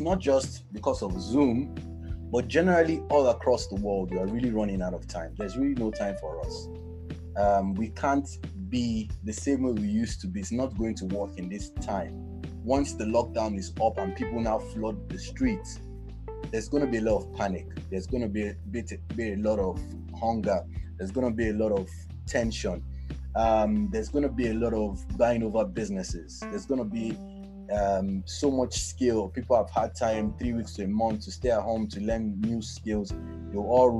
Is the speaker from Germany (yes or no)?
no; Lagos, Nigeria; I grew up in Ilaje, back in Bariga.